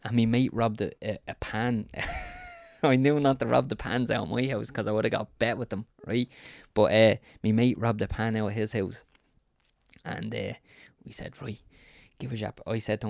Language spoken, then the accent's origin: English; County Dublin, Ireland; I grew up in Ballyferma, and it was wild, the Wild West.